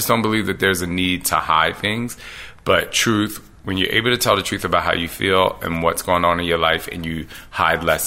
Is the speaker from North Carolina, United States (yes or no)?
no; Philadelphia, Pennsylvania, United States; growing up in Philly